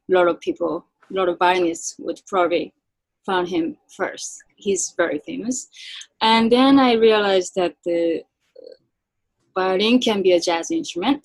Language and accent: English; Japan; moved away as an adult; now in United States; I'm born and raised in Japan